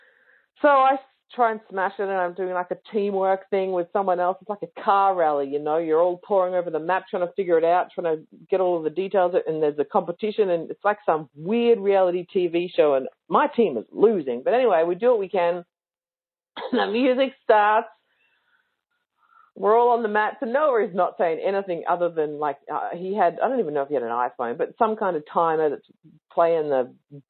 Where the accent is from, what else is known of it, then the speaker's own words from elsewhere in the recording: Victoria, Australia; I'm in Queensland and I'm from Victoria